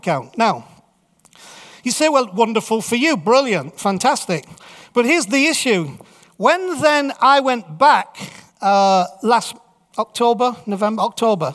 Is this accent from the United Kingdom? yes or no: yes; York, Yorkshire and the Humber, United Kingdom